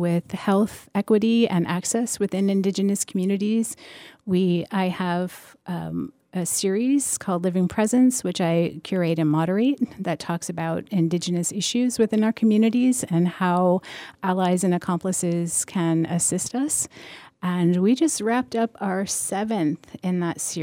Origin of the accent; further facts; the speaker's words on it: Plainfield, Massachusetts, United States; also born or lived in Ashfield, Massachusetts; I grew up in Plainfield. I went to elementary school in Ashfield